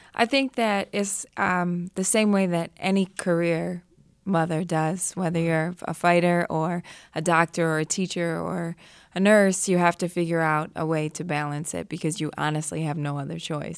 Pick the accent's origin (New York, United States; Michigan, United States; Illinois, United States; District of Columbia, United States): New York, United States; born or raised there